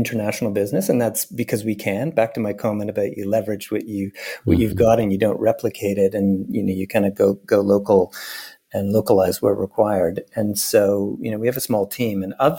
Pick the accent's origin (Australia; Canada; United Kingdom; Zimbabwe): Canada; Montreal, Quebec; accent: English; moved away; I grew up in Montreal in Canada.